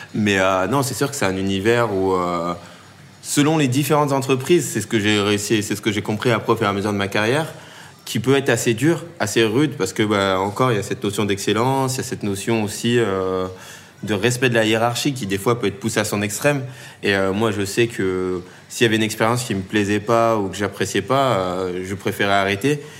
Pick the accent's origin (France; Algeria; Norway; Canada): France; Tournan-en-Brie, Île-de-France; j'ai grandi euh, dans le 77, en seine dans une petite ville qui s'appelle